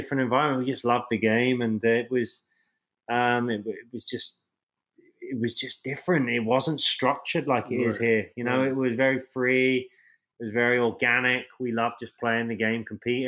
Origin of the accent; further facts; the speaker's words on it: Portsmouth, South East England, United Kingdom; moved away as an adult; also born or lived in Tyler, Texas; growing up in England